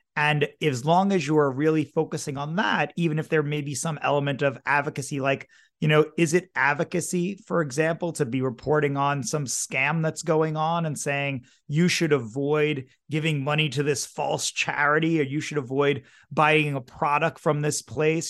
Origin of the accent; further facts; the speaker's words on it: New York City, New York, United States; I grew up in New York City